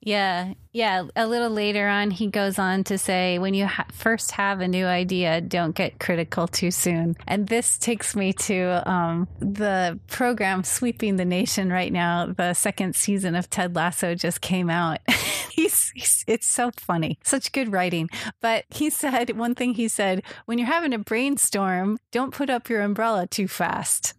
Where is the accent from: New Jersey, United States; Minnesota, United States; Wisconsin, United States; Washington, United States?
Minnesota, United States; Minneapolis; now in Pasadena, United States; I grew up in Minnesota in the Twin Cities